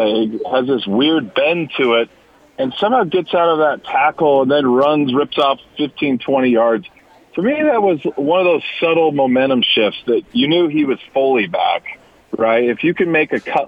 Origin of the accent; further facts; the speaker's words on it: Davis County, Utah, United States; also born or lived in California; back in old Davis County, back in Utah